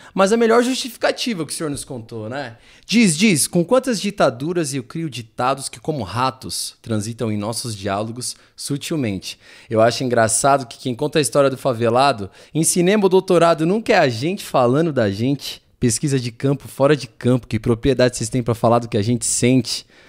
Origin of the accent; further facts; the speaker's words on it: São Paulo, Brazil; eu também cresci e criado no Capão, é, mais de 30 anos de Capão Redondo